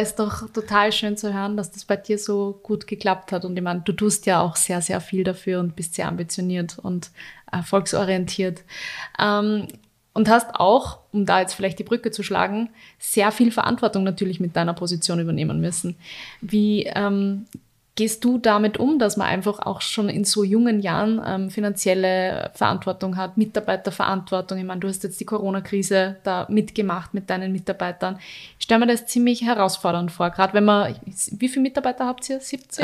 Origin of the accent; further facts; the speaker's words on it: Linz, Upper Austria, Austria; Linz ist für mich die schönste Stadt, das meine ich natürlich, weil ich da meine Heimat habe